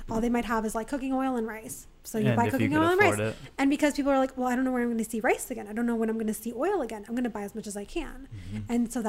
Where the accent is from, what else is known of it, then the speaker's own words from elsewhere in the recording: South Florida, United States; also born or lived in Venezuela; that's where I grew up in South Florida.